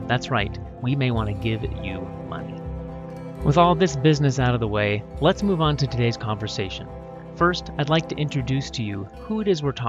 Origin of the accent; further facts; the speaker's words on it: Northwest Washington, United States; Growing up in Northwest Washington in the 1980s and 1990s, in a medium-sized town with exceptional quality of life amenities